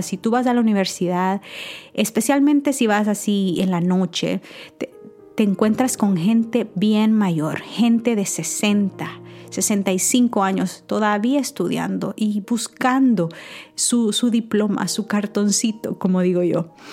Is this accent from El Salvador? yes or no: yes; El Salvador; moved away as an adult; Yo soy nacida en El Salvador, y tuve la oportunidad de estudiar allá hasta la universidad.